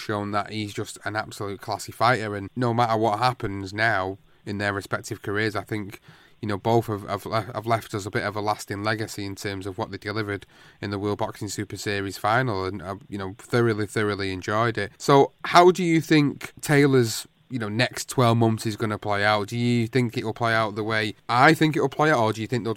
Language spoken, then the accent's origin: English; England, United Kingdom; I'm an Englishman